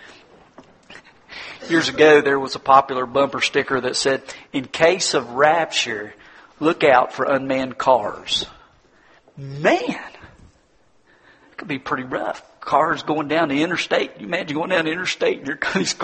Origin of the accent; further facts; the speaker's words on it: United States; I'm an American